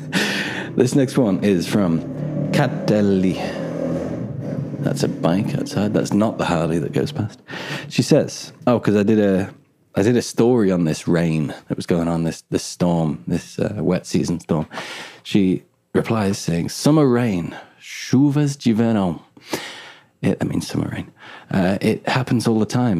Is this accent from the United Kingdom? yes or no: yes; Edgmond, West Midlands, United Kingdom; I'm from Edgemont, which is just like near Newport.